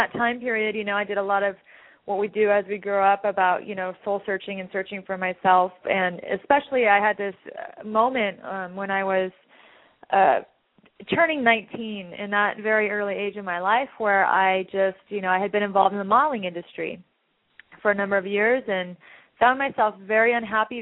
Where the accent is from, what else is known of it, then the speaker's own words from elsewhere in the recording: Orange County, California, United States; also born or lived in Los Angeles; I'm from Orange County